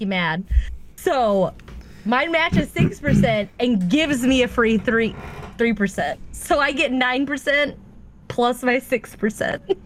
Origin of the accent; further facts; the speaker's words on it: Atlanta, Georgia, United States; I'm from Atlanta